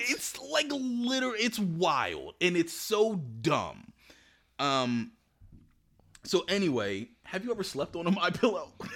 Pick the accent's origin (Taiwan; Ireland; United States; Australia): United States; Woodbury; I grew up in Woodbury.